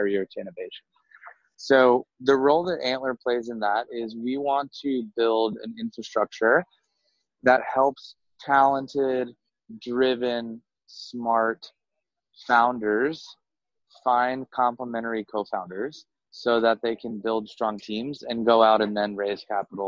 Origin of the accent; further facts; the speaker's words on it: North Carolina, United States; moved away as an adult; also born or lived in Singapore / Southeast Asia; originally from the United States, I grew up in North Carolina